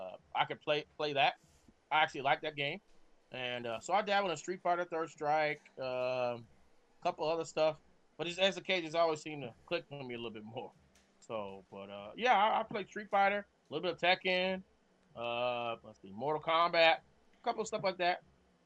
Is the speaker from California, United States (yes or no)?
yes; California, United States; Matter of fact, I spent most of my time growing up in California as I'm a Marine brat. So I grew up on the Marine base.